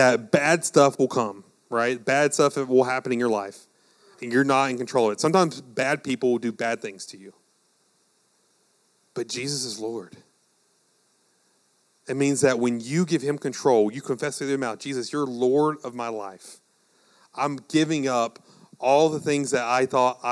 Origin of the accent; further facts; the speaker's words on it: United States; as like American Christians